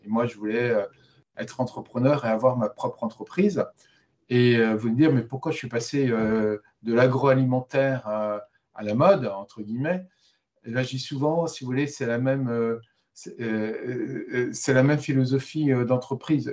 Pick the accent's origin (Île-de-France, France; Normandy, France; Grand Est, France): Normandy, France; je suis normand